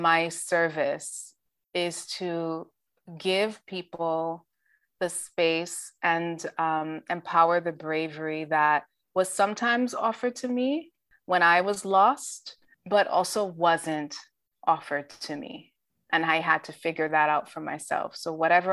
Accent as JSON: {"language": "English", "country": "Dominica", "moved": "yes", "said": "I am an immigrant. I came to this country from Dominica, Commonwealth of Dominica"}